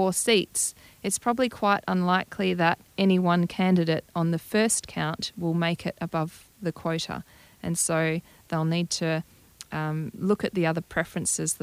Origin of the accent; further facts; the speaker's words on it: Albany, Western Australia, Australia; also born or lived in Perth, Australia; now in Broome, Australia; I grew up in Albany and then had to move to Perth and do university